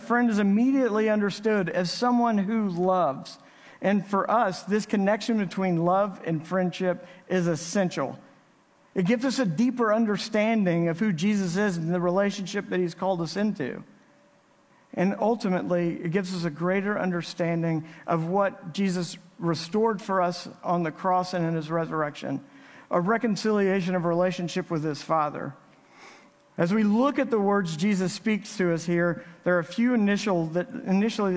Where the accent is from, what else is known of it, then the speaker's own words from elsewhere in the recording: Navasota, Texas, United States; now in Midland, United States; Creed and I grew up together in Navasota, Texas